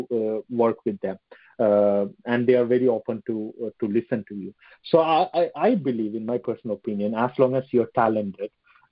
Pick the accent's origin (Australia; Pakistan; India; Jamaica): India; now in London, United Kingdom; I'm based in London. Right. But apparently I'm an Indian.